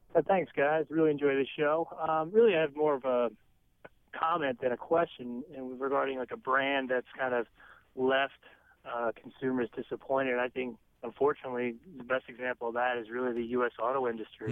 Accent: United States; as an American

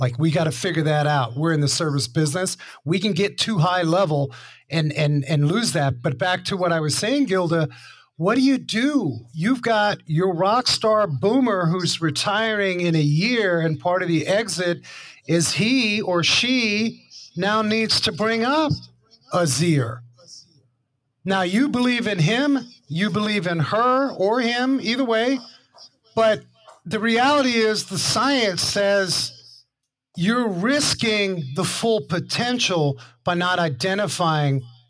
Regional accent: New York City, New York, United States; when I grew up in Harlem and I was the only white kid on the block

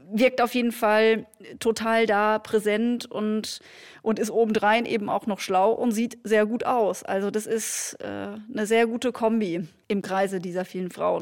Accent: Hildesheim, Lower Saxony, Germany; ich komme aus Hildesheim

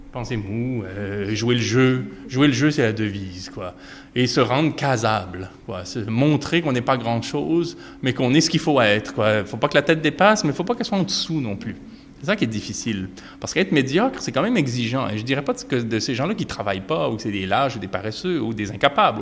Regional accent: Quebec, Canada; chez nous au Québec

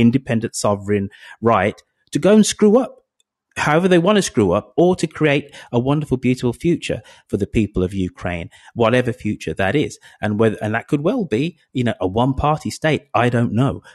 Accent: United Kingdom; I'm British and European

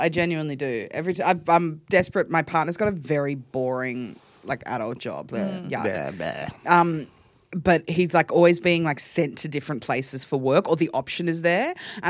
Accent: Sydney, New South Wales, Australia; born there; No, I was born in Sydney.

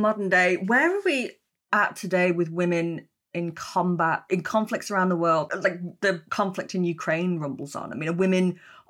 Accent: Yorkshire and the Humber, United Kingdom; I mean, I'm from Yorkshire, so I know only too well that women can get into conflict and are pretty damn lethal when they do.

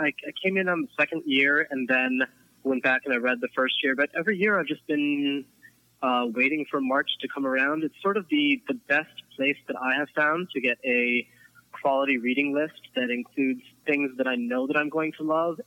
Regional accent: Philadelphia, Pennsylvania, United States; I am from Philadelphia.

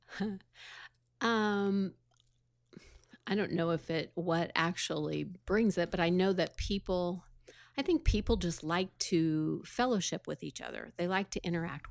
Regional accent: Sullivan, Illinois, United States; I was from Sullivan, Illinois

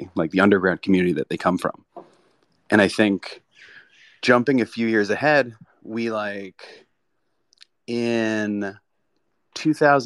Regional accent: South Florida, United States; moved away as an adult; also born or lived in Brooklyn, New York; I grew up in South Florida. I went to New York to go to Pratt in Brooklyn

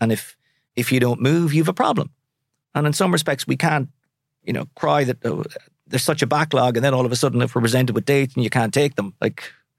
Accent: Sligo, Connacht, Ireland; I'm from Sligo. I'll always say, I mean, I'm hugely proud Sligo man. It'll always be home, but I'll never necessarily live there.

